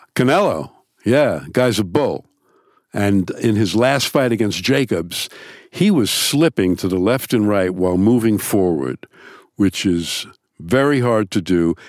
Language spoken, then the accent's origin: English; New York, United States; I'm also from New York.